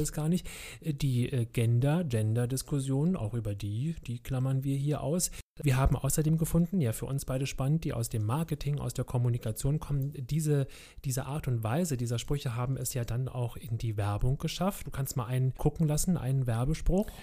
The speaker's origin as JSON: {"language": "German", "region": "Berlin", "country": "Germany", "tie": "born or raised there", "said": "Ich wohnte mit meiner Mutter in Berlin-Kreuzberg"}